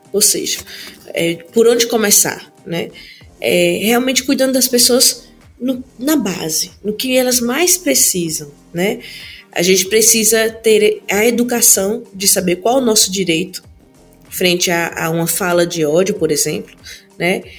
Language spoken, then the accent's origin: Portuguese; Petrolina, Pernambuco, Brazil; eu sou aqui, sou de Petrolina. E alguns bairros onde eu morei tinham pessoas que eram assassinadas